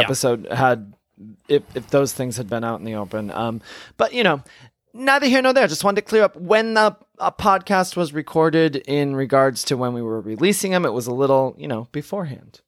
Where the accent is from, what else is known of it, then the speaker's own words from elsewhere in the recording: Michigan, United States; moved away; I'm from Michigan originally